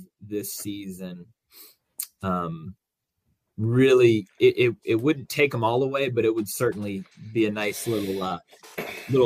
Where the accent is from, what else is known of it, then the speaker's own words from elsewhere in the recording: Jacksonville, Florida, United States; moved away; I grew up in Jacksonville. I'm only 4 hours south of here